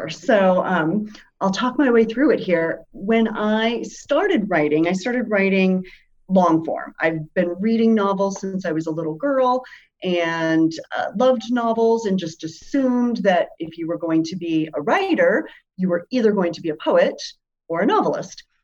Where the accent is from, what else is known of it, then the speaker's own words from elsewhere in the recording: Germany; also born or lived in Spain; I grew up as a military kid. My dad was in the military. I lived overseas. I grew up in Germany and Spain.